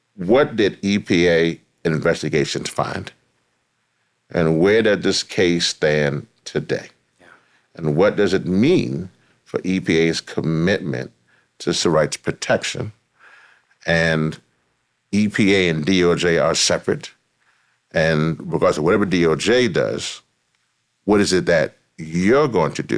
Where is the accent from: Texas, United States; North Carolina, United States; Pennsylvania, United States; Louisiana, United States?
Louisiana, United States; Louisiana. Yeah. Is my home state